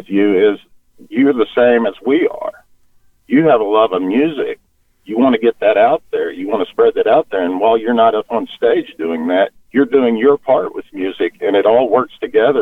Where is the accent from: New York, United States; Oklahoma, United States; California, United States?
Oklahoma, United States; we're from Oklahoma